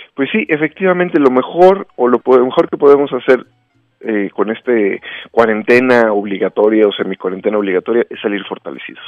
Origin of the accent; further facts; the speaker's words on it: Mexico; soy un mexicano